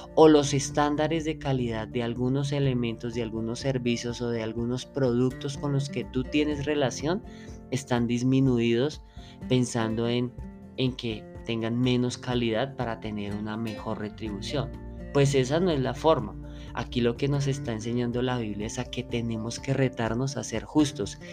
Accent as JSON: {"language": "Spanish", "country": "Colombia", "said": "como lo decimos en Colombia"}